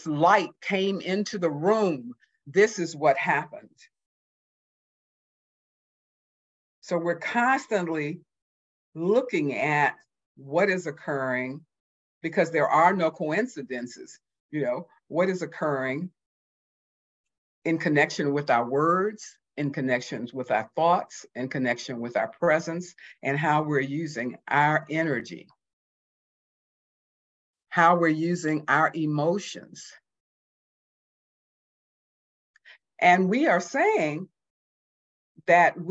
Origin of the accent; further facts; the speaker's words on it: Houston, Texas, United States; also born or lived in Mississippi; I was born in 1949 in Mississippi, grew up 6 weeks later through all my childhood in Houston, Texas